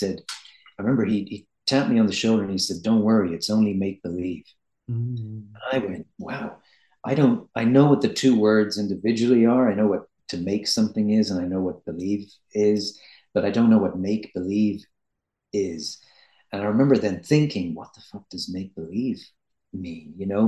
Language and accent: English; Ireland; I'm Irish